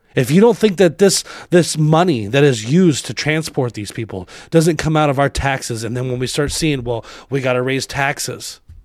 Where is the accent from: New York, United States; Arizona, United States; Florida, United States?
Arizona, United States; I grew up in Arizona